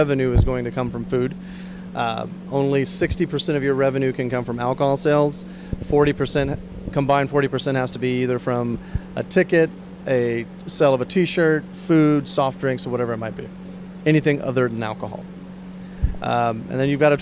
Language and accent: English; Victoria, Texas, United States; also born or lived in India; I grew up in Victoria, Texas, small East Texas town